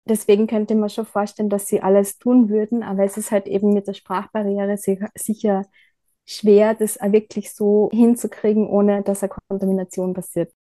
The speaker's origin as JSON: {"language": "German", "town": "Bad Gleichenberg", "region": "Styria", "country": "Austria", "tie": "born or raised there", "also_born_or_lived": "Bad Ischl / Ebensee", "moved": "yes", "lives_now": "Leibnitz, Austria", "said": "bin in Bad Gleichenberg aufgewachsen, bin dann nach Bad Ischl und nach Ebensee gezogen wegen meiner Ausbildung"}